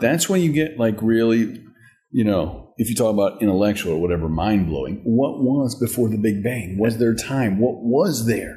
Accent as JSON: {"language": "English", "region": "North Carolina", "country": "United States", "tie": "born or raised there", "moved": "yes", "said": "growing up in North Carolina mm-hmm. in a small town."}